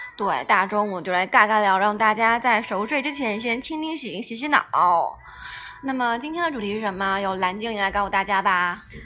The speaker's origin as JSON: {"language": "Chinese", "country": "China", "moved": "as an adult", "said": "就是这是我们中国人传统的一个观念"}